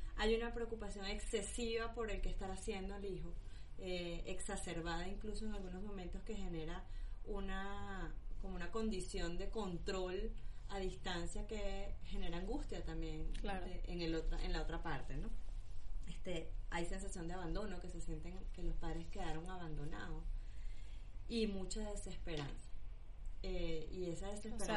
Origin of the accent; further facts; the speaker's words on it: Venezuela; moved away; lo hablo porque soy venezolana